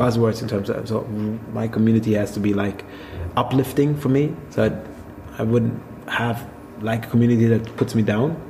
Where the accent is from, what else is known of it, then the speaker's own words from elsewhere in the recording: Swabia, Germany; now in Berlin, Germany; I'm I'm from a land down under as well, but it's only down under in Germany. It's uh, Swabia